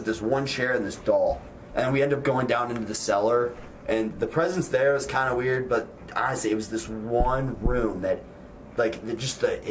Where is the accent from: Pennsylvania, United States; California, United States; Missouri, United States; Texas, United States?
Missouri, United States; St. Louis; I'm from St. Louis